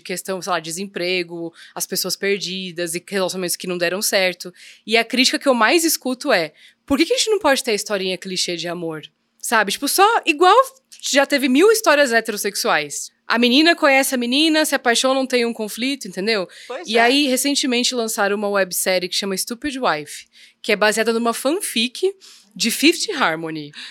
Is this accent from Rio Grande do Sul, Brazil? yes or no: no; São Paulo, Brazil; nascida e criada em São Paulo